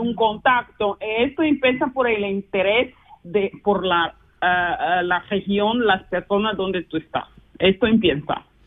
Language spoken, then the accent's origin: Spanish; Luanda, Luanda Province, Angola; Spanish is a second language; moved away as an adult; now in Basel, Switzerland; yo soy de Angola, eh, vivo ahora hace casi, no casi, 24 años en Suiza, siempre región de Basilea